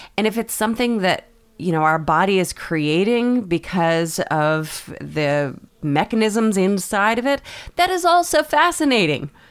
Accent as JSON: {"language": "English", "region": "Maine", "country": "United States", "said": "we're from Maine"}